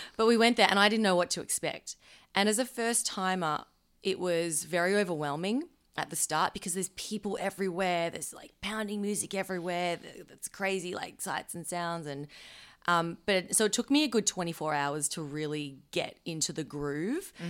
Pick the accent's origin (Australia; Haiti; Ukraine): Australia; Melbourne, Victoria; we're from Melbourne